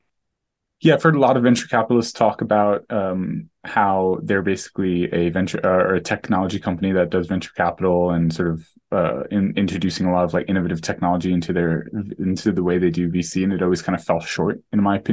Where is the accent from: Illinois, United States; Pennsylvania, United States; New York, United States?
New York, United States; moved away; also born or lived in Bay Area; I grew up in New York